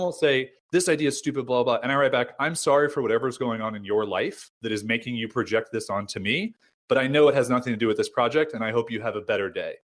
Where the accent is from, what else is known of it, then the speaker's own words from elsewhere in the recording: United States; also born or lived in San Diego; I'm American